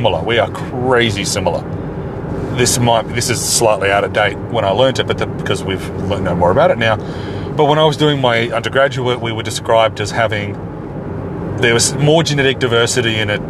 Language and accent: English; Australia; as an Australian speaking English